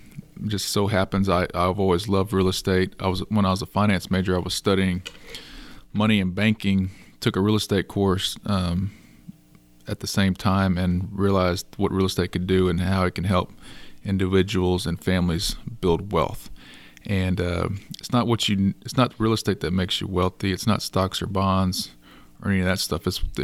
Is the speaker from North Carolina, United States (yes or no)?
no; Schulenburg, Texas, United States; also born or lived in Austin; So I grew up here in Schulenburg, where we're hosting the podcast show today, and I moved off to Austin for 15 years, met my wife, grew a family, moved back here 3 years ago.